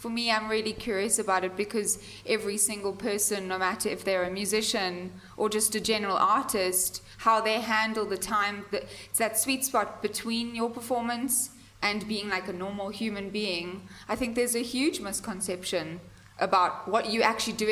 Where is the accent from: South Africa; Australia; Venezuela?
South Africa; I'm from South Africa